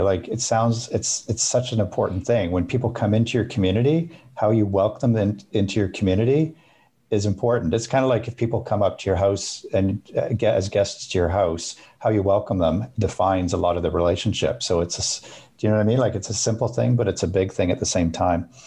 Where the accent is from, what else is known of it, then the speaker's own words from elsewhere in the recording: Alberta, Canada; I grew up in Alberta